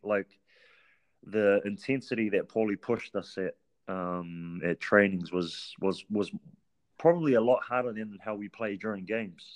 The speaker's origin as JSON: {"language": "English", "region": "Auckland", "country": "New Zealand", "tie": "born or raised there", "said": "I'm originally from Auckland. Uh, half my life I was raised in Central Auckland, and then the second half of my childhood I was raised Back where my um, grandparents reside today, uh, which is Mangere"}